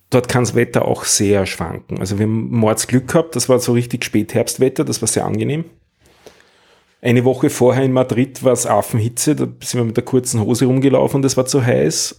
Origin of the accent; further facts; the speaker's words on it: Vienna, Austria; als Wiener